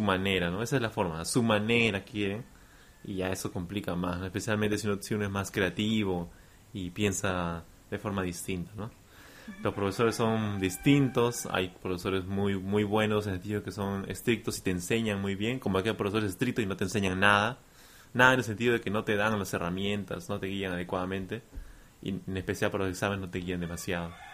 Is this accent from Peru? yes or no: yes; Peru; yo soy de Perú